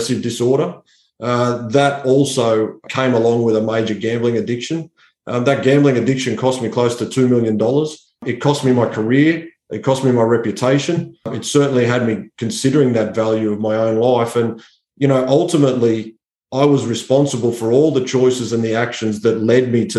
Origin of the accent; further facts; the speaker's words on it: Sydney, New South Wales, Australia; I grew up in Western Sydney